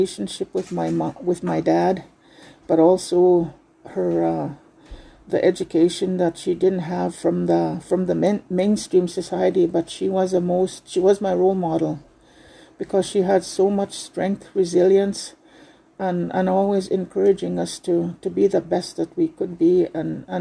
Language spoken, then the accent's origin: English; Fishing Lake First Nation, Saskatchewan, Canada; first language Saulteaux; English is a second language; I'm from Fishing Lake First Nation